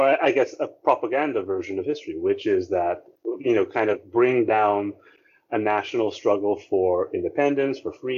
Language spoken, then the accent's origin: English; Philippines; our identity as a Filipino, our identity as a nation